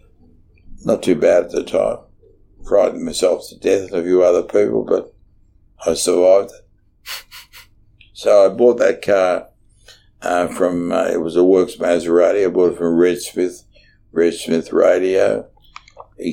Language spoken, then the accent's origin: English; Brunswick, Victoria, Australia; because I came from Brunswick and trained in Brunswick